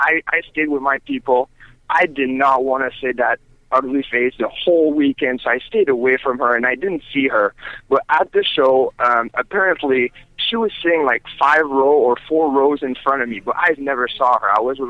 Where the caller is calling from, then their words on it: Las Vegas, Nevada, United States; Hey, how are you? … from Las Vegas.